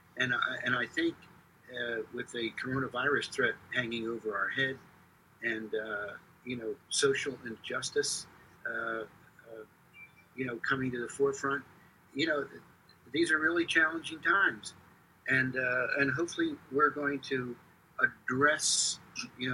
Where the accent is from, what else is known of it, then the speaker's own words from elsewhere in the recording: Philadelphia, Pennsylvania, United States; growing up in Philadelphia